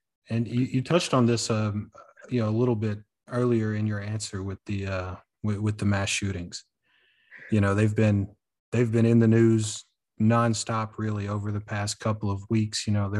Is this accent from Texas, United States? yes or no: no; Tennessee, United States; now in San Antonio, United States; Chattanooga just had one, my home state.